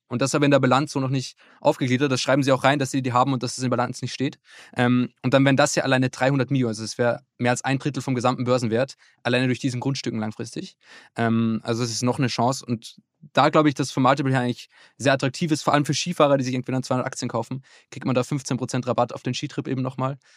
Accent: Upper Austria, Austria; now in Hamburg, Germany; in meinem Heimatort, das ist in Oberösterreich

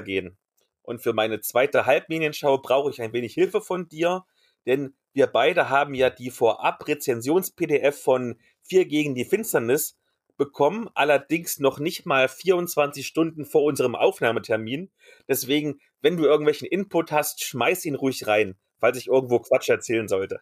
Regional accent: East Germany, Germany; als Ossi-Kind

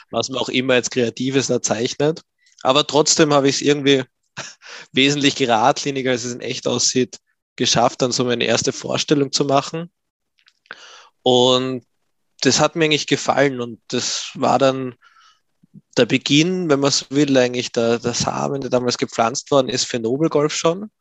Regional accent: Graz, Styria, Austria; Ich bin geboren und groß geworden in Graz in Österreich

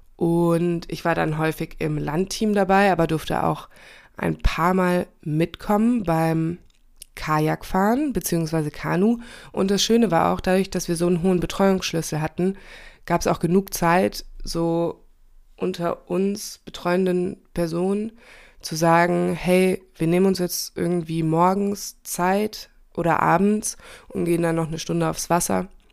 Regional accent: Hesse, Germany; moved away; ich komme ja ursprünglich auch aus Hessen

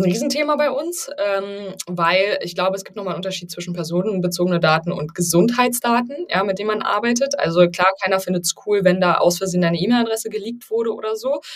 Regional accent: Berlin, Germany; ich bin Berlinerin

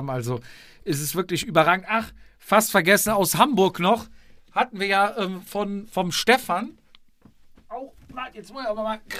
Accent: Austria; die einzelnen Rennen und diverse Veranstaltungen bzw. Kategorien sagen mir als Österreicher zwar zeitweise nichts

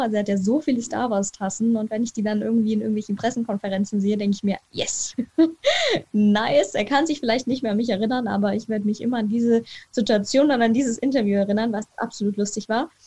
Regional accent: Munich, Bavaria, Germany; ich komme aus München, das heißt, ich bin Munich City Girl

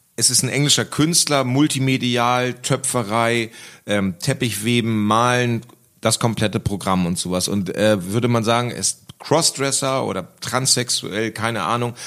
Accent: West Germany, Germany; now in Berlin, Germany; zurück nach Westdeutschland und irgendwie wieder zurück, wo ich herkomme

